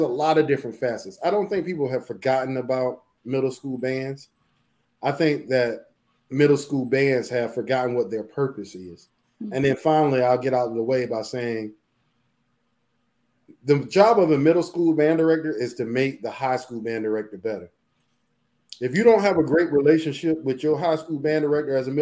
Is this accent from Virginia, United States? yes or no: yes; Portsmouth, Virginia, United States; I'm from Portsmouth, Virginia.